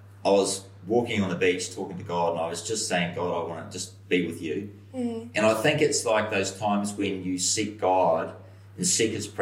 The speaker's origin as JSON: {"language": "English", "country": "New Zealand", "said": "from New Zealand"}